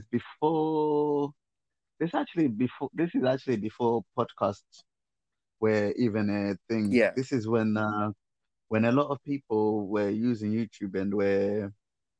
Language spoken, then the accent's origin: English; Zimbabwe; moved away; also born or lived in Chitungwiza / Mutare; I'm from Zimbabwe, but grew up in Chitungiza and Mutare